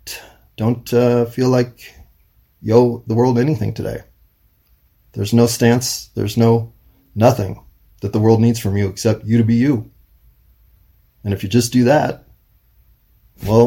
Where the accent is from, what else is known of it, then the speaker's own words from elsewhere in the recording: United States; being an American